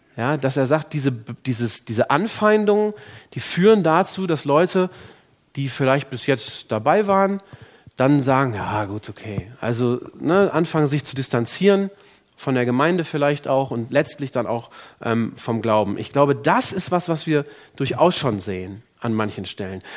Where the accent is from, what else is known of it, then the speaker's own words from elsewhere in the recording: Germany; bei uns in Deutschland